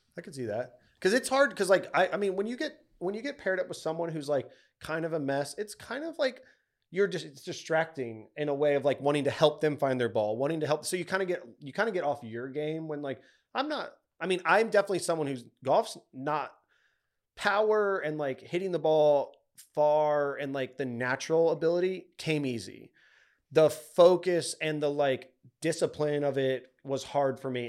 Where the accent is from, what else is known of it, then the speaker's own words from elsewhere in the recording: Texas, United States; we grew up in Texas, we're Cowboys fans